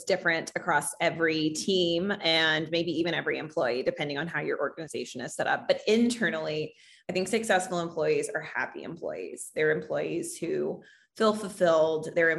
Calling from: New York City, New York, United States; I am calling in from One World Trade in New York City on the 74th floor

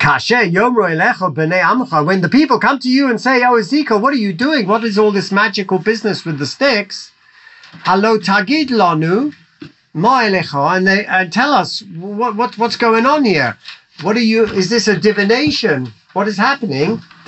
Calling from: Jerusalem, Israel; I'm calling from Yerushalayim.

